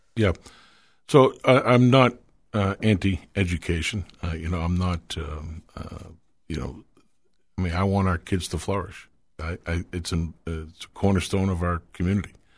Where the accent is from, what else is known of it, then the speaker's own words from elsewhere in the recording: Manchester, New Hampshire, United States; I grew up here in Manchester. Uh, been living here my whole life.